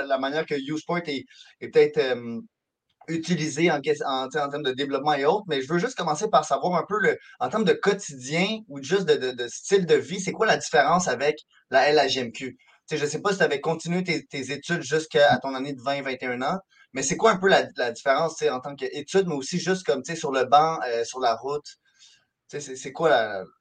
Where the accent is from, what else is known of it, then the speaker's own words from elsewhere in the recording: Montreal, Quebec, Canada; je viens de Montréal